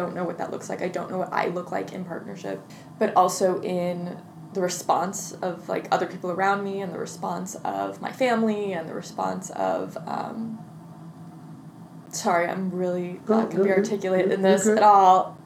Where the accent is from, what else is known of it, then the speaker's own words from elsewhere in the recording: Midwest, United States; I grew up in the Midwest, in the Presbyterian church